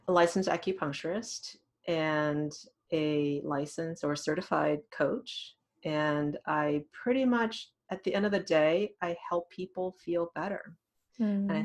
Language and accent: English; Thailand; English is a second language; also born or lived in Massachusetts, United States; now in Columbus, United States; I grew up in Thailand, went to schools in Massachusetts, near Boston.